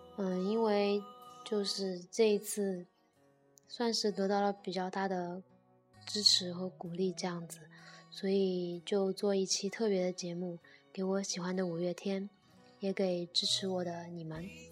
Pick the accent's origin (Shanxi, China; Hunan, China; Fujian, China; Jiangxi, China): Jiangxi, China; Nanchang; 我从小在南昌长大，但是说真的，我对南昌的真的没有什么归属感